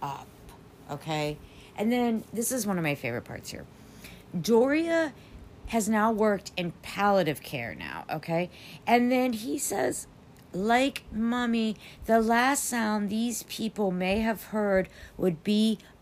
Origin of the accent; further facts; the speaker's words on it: United States; as an American